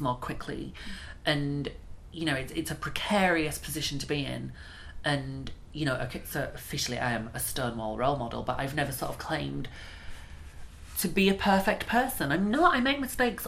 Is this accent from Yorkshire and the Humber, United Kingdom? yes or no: yes; Bradford, Yorkshire and the Humber, United Kingdom; I'm from Bradford.